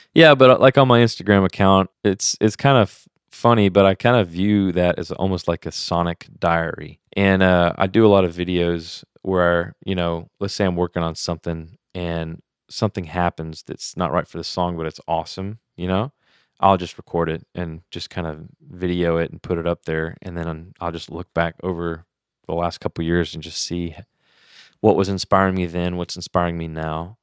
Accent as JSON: {"language": "English", "region": "Louisiana", "country": "United States", "said": "I'm from Louisiana, so I'm Cajun"}